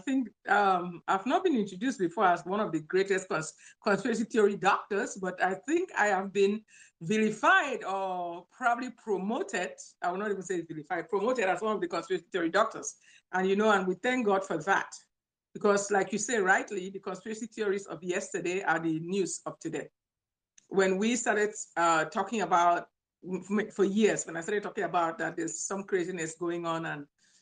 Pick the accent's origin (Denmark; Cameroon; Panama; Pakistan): Cameroon; also born or lived in Nigeria; now in Louisiana, United States; I'm originally from Cameroon, Central Africa